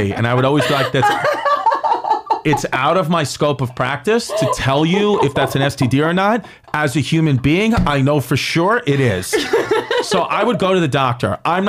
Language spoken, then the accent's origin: English; New York City, New York, United States; I'm from New York.